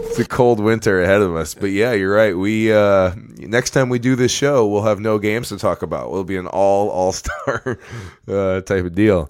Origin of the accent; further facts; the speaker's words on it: Farmington, Minnesota, United States; we come from Farmington